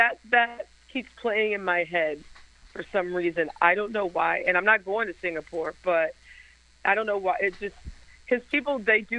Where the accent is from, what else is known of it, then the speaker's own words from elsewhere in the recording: United States; I'm American